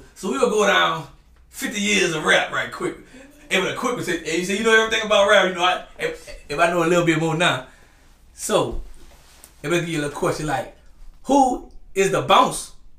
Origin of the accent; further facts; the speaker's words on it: New Orleans, Louisiana, United States; Like, I'm from New Orleans.